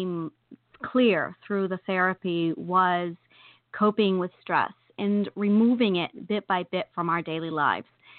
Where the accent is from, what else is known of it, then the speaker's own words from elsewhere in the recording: New York, United States; I'm a New Yorker